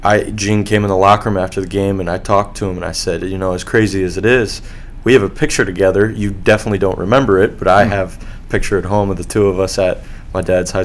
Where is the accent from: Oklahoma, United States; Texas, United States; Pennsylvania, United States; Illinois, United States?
Illinois, United States; Bloomington; Growing up in Illinois, he had gotten out of college basketball before I was born.